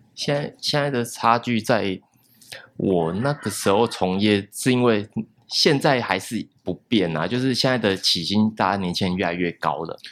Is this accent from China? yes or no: no; Taiwan; 怎么把它融合到我们台湾人最接受的东西